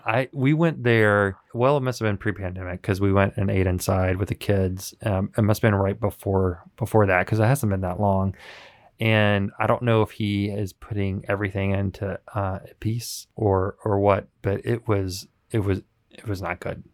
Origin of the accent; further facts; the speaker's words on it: Memphis, Tennessee, United States; moved away; I'm from Memphis